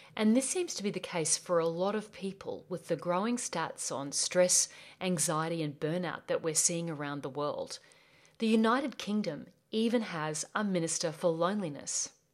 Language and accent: English; Australia; accent: Australian; I'm from Australia. Yes, that's my accent. And I grew up on a property in the beautiful Australian bush